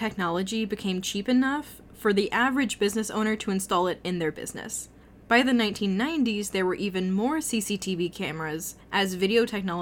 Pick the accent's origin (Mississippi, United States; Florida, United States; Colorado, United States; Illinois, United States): Illinois, United States; Central; I'm from Central Illinois